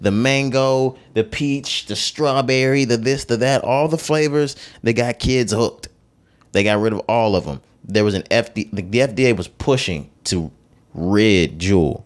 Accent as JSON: {"language": "English", "region": "Texas", "country": "United States", "tie": "born or raised there", "said": "growing up in Texas, walking in the mall, walking in stores, doing certain things"}